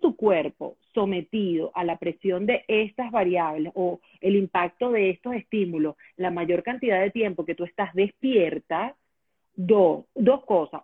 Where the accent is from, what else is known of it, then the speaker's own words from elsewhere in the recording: Venezuela; moved away as an adult; yo tengo ocho años fuera de Venezuela y yo creería que los ocho años anteriores o diez años anteriores estuve, sí, claro, hasta que me, hasta que salí de Venezuela estuve dedicada al tema de la radio